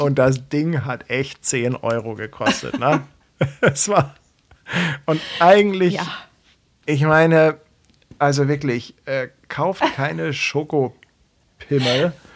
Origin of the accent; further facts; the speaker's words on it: Hamburg, Germany; als Hamburger